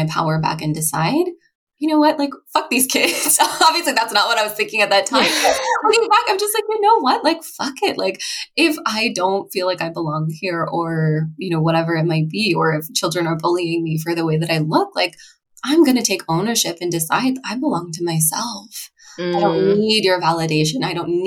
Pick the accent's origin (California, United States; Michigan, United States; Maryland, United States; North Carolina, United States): Maryland, United States; Annapolis; I grew up in Annapolis, Maryland.